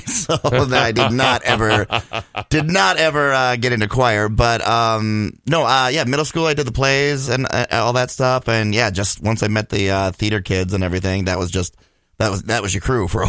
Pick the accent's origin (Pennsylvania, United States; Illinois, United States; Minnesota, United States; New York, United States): Minnesota, United States; Blaine; Yeah, Blaine, class of '98.